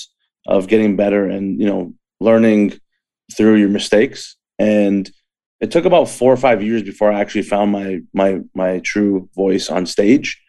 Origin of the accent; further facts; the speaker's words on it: Markham, Ontario, Canada; also born or lived in Scarborough, Ontario; growing up in Scarborough and Markham